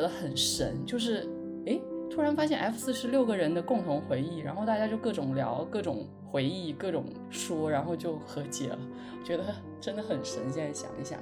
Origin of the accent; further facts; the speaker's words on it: Guilin, Guangxi, China; accent: Guilin dialect; moved away as an adult; 像我这种方言，就是大家知道桂林话